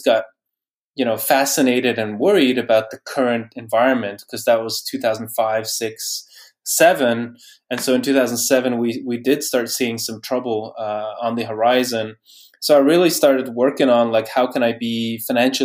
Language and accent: English; Bruges, Flanders, Belgium; moved away as an adult; also born or lived in Norway / Netherlands; I grew up in Bruges in Belgium.